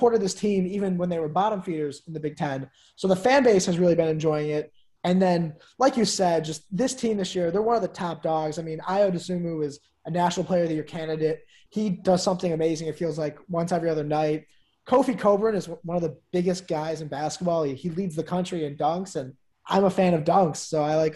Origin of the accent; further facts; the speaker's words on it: Chicago, Illinois, United States; also born or lived in Maryland; I'm from Chicago